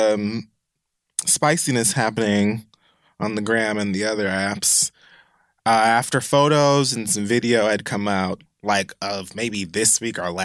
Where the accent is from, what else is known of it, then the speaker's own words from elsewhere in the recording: Miami, Florida, United States; my experience specifically growing up in Miami